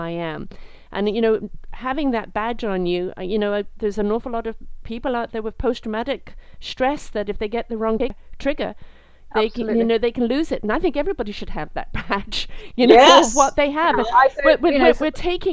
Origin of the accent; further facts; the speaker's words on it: England, United Kingdom; I'm British, brought up in England